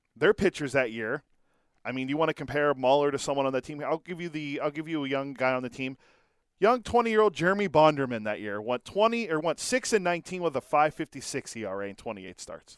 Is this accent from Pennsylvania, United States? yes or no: yes; Pittsburgh, Pennsylvania, United States; growing up in Pittsburgh